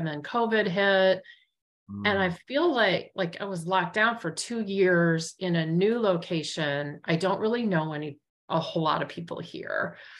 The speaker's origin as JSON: {"language": "English", "town": "Richmond", "region": "Virginia", "country": "United States", "said": "I'm from Richmond, calling from Richmond, Virginia today."}